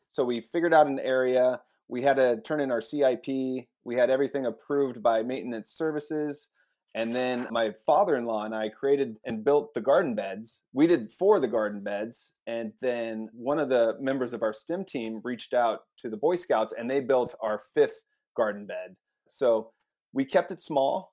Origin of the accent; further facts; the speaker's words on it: Eastern Washington, United States; moved away as an adult; also born or lived in Salt Lake City, Utah; now in Portland, United States; I'm from Eastern Washington.